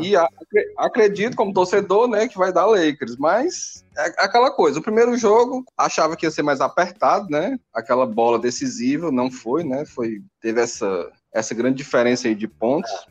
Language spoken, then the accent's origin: Portuguese; Fortaleza, Ceará, Brazil; Como bom cearense, né? Fortalezense, a gente aqui é adepto da rede